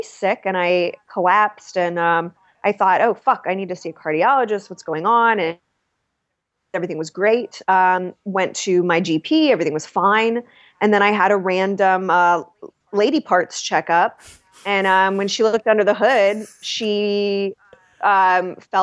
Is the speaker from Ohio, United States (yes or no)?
yes; Ohio, United States; we're all from Ohio. We've known each other since we were knee high to a pig's eye